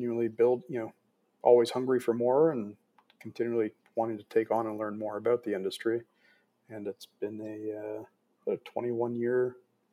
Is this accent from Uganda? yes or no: no; Toronto, Ontario, Canada; growing up in Toronto